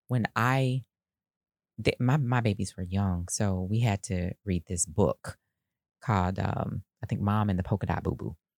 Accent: Decatur, United States; growing up in Decatur

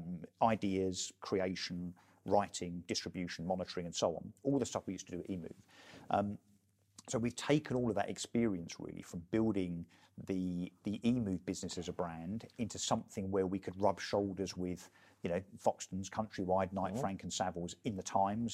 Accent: Brentwood, East of England, United Kingdom; I was an elected councillor in my hometown of Brentwood

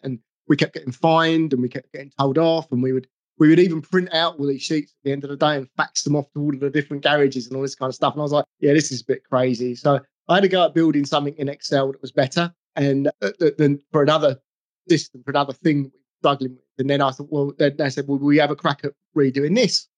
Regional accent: England, United Kingdom; I'm English

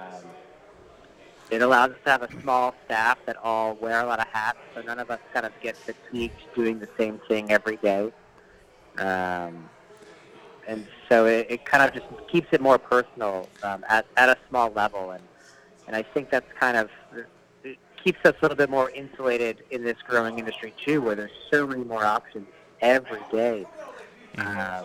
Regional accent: New England, United States; moved away; also born or lived in Connecticut / Massachusetts / Seattle area; I'm from back east, so I was raised in New England, Connecticut, and Mass uh, mostly

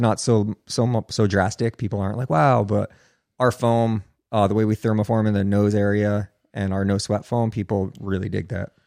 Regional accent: New Jersey, United States; I'm from New Jersey

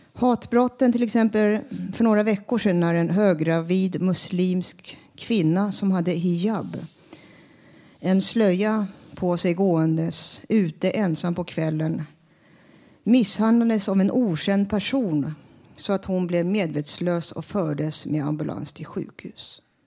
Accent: Stockholm, Stockholm County, Sweden; also born or lived in Finland; Jag och mina klasskamrater gick i en finskspråkig klass i Stockholm

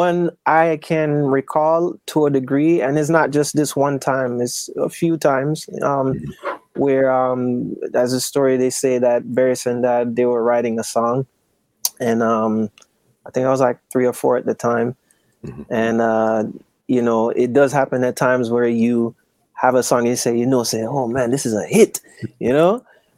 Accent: Kingston, Jamaica; grew up in Kingston, Jamaica

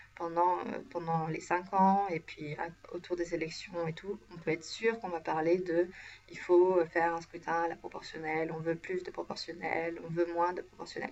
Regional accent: France; now in Sweden; moi je suis française

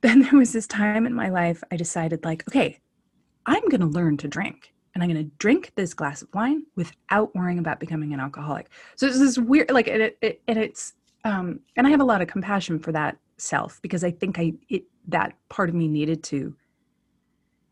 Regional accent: Oakland, California, United States; born or raised there; also born or lived in Duluth, Minnesota

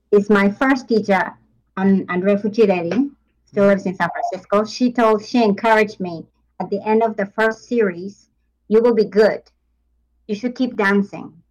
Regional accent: Japan; moved away as an adult; I come from Japan. I mm-hmm. grew up in Japan.

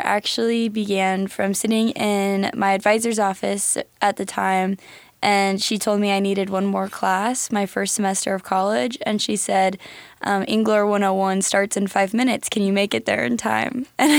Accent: DeWitt, Nebraska, United States; I'm from DeWitt, Nebraska. I grew up on a small pig farm

